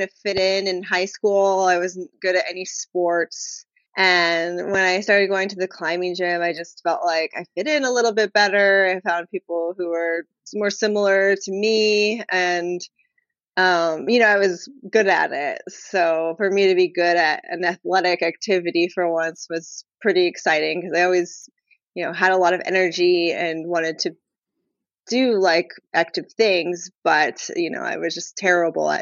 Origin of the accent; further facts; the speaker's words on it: Maryland, United States; moved away as an adult; also born or lived in Yosemite, California; I grew up on the East Coast in Maryland